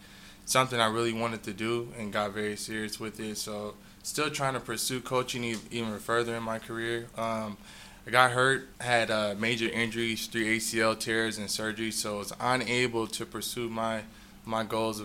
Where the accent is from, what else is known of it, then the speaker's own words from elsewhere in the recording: Bakersfield, California, United States; I'm born and raised in Bakersfield, California